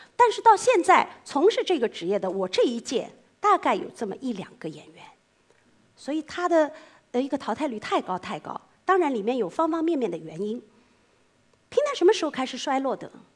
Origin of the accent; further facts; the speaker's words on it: Suzhou, Jiangsu, China; 我们苏州人有一句话很难听的